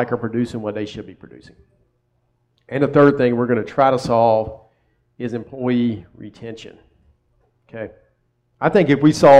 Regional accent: Columbia, South Carolina, United States; also born or lived in Myrtle Beach, South Carolina; I'm from South Carolina

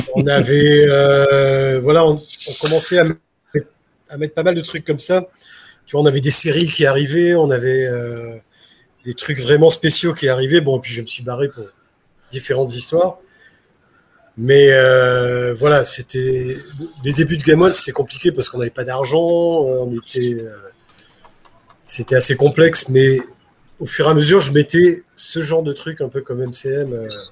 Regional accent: Nice, Provence-Alpes-Côte d'Azur, France; moved away; Je suis niçois d'origine

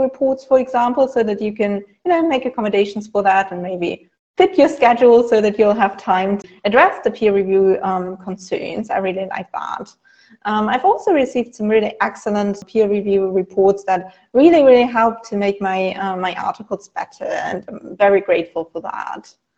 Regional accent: Germany; I'm from Germany

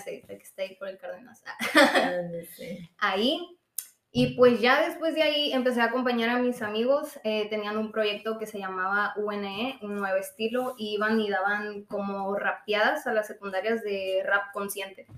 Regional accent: Trincheras, Sonora, Mexico; also born or lived in Hermosillo; yo nací aquí en Hermosillo y me fui a vivir allá a Trincheras, ahí viví pues mi niñez. A los 10 años eh, me vine a vivir a Hermosillo

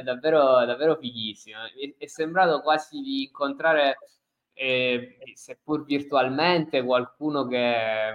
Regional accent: Messina, Sicily, Italy; io sono di Messina, comunque siamo due ragazzi della stessa età, cresciuti nella stessa regione

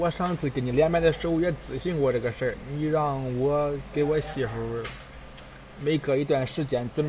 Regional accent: Cangzhou, Hebei, China; 沧州，河北沧州的。

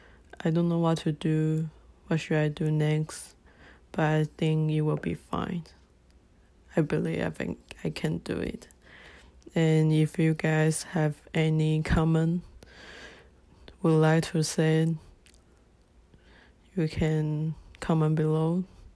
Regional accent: Taiwan; moved away; 24 years old, I'm from Taiwan

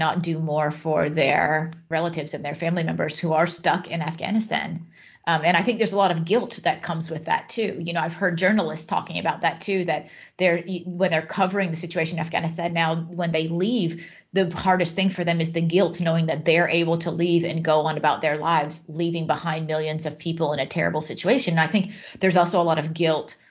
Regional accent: United States; now in Netherlands; I am American

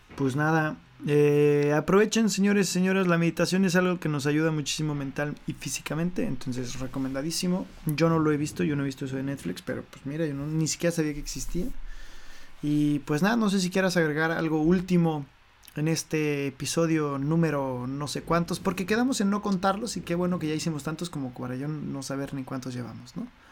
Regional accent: Mexico; como mexicanos que somos nosotros dos

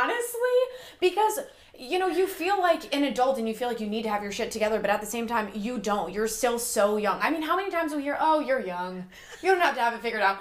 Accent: upstate New York, United States; moved away as an adult; now in Savannah, United States; I'm originally from upstate New York, but I've lived in Savannah for about 2 years now

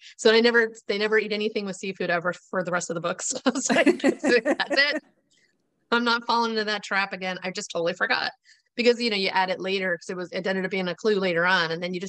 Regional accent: Florida, United States; also born or lived in New York; So I grew up in Florida in the 80s.

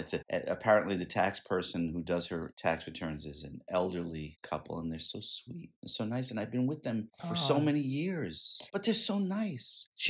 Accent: Scotland, United Kingdom; and maybe it's because I'm Scottish and I'm thrifty

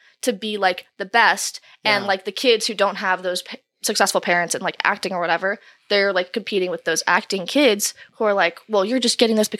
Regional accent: California, United States; So a little bit outside of Los Angeles.

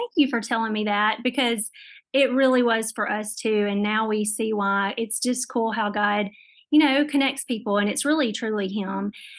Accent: Northeast Louisiana, United States; I'm from Northeast, like, Louisiana

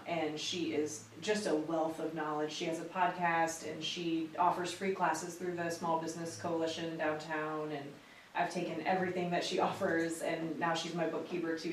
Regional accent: Crown Point, Indiana, United States; moved away as an adult; now in Lynchburg, United States; right outside of Chicago, Crown Point, Indiana is my hometown.

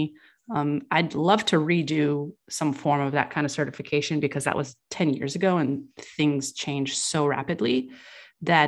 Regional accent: California, United States; I was raised in California

